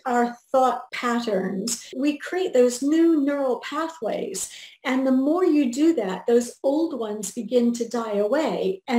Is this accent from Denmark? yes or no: no; England, United Kingdom; also born or lived in Germany; Well, I grew up in England and Germany. My father was an American in the Air Force, and my mother was British.